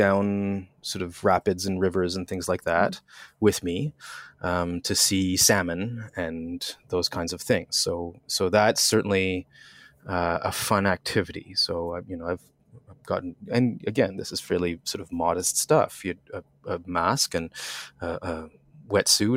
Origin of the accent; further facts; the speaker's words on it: outside of Montreal, Quebec, Canada; I grew up in Quebec, outside of Montreal.